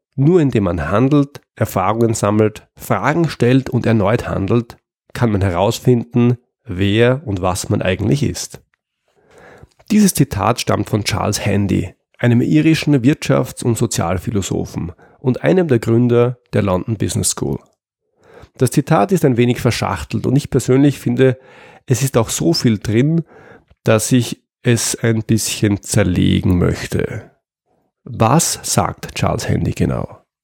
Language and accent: German; Austria; in Österreich, wo ich herkomme